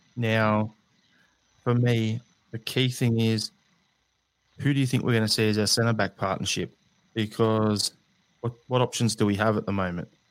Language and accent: English; Australia; As an Australian